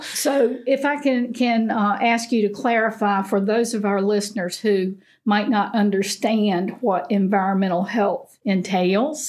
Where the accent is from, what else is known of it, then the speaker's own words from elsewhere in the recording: Eastern North Carolina, United States; growing up in Eastern North Carolina.